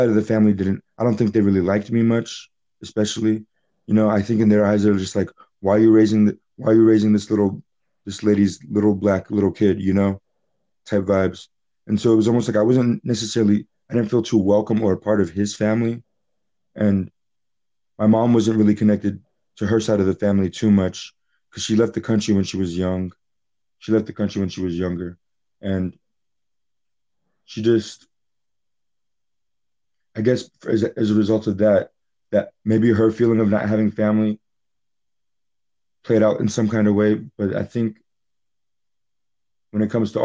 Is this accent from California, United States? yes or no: no; Charlotte, North Carolina, United States; also born or lived in Philadelphia; I was raised in Charlotte